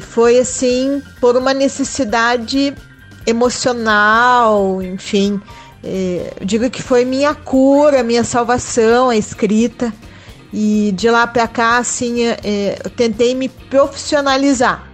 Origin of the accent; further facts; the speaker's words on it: Curitiba, Paraná, Brazil; Sou curitibana, moro em Curitiba desde que nasci